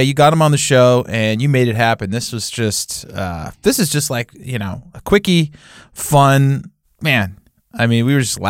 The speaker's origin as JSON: {"language": "English", "region": "West Coast", "country": "United States", "tie": "born or raised there", "moved": "yes", "said": "I grew up on the West Coast, spent a lot of time with West Coast people."}